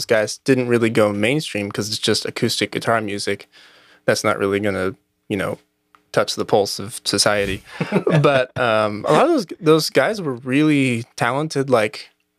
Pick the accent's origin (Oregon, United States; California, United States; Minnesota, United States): Oregon, United States; Newberg; I was raised just outside of Portland.